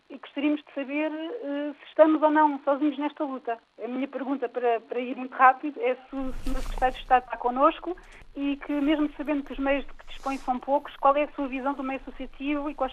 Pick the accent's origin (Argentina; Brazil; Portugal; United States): Portugal; now in France; sobretudo quando somos portugueses residentes no estrangeiro e estamos eh, geograficamente mais afastados.